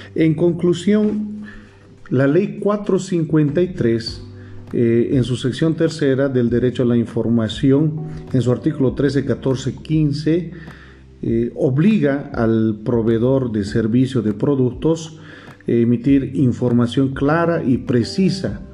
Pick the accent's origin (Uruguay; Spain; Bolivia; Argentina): Bolivia; como bolivianos